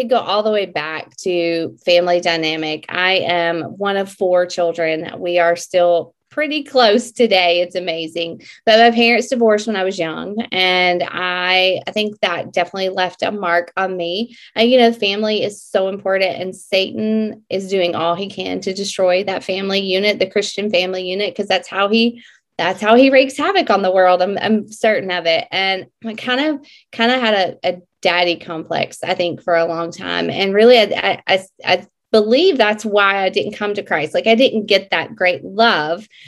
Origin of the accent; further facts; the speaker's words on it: Mississippi, United States; I am from Mississippi